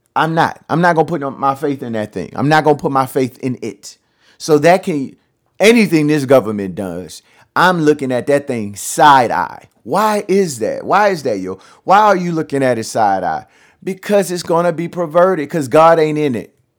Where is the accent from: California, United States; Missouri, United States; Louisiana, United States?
Louisiana, United States; I'm from Louisiana